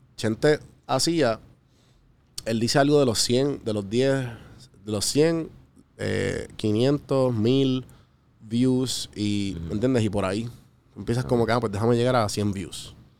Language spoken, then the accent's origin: Spanish; Puerto Rico; moved away; also born or lived in Atlanta; Cuando yo vivía en Atlanta, pues ellos eran los otros panas de Puerto Rico